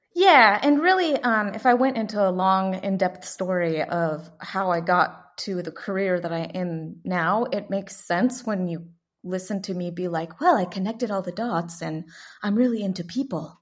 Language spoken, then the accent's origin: English; San Miguel de Allende, Guanajuato, Mexico; also born or lived in Atlanta, Georgia, United States; now in Fort Worth, United States; I'm originally from a little town in the middle of the mountains, um, about four hours north of Mexico City. It's about twenty-two hours from the border of the U S, and the town is called San Miguel de Allende in the state of Guanajuato